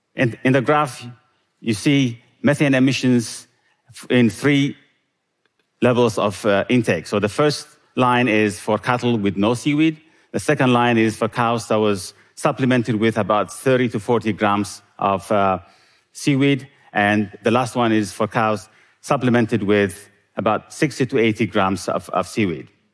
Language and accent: English; Eritrea; Growing up in Eritrea, I loved milk and meat when we could get it, which wasn't often